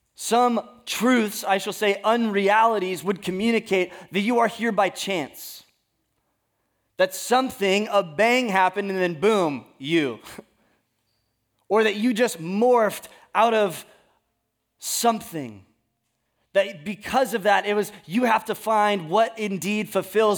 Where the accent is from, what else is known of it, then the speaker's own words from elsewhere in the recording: California, United States; I am from California